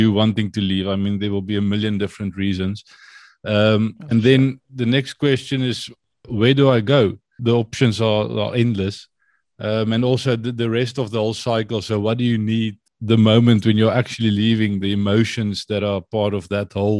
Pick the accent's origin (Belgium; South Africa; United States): South Africa; Vanderbijlpark, Gauteng; moved away as an adult; also born or lived in Potchefstroom; now in Netherlands; born and raised in Gauteng.